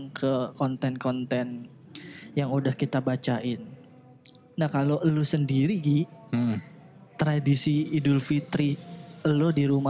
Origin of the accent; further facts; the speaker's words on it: Jakarta, Indonesia; Kalau gue gede dan besar tumbuh di Jakarta